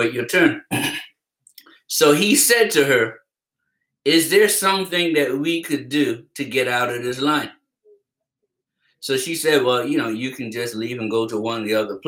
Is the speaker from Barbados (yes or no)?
yes; Barbados; growing up in Barbados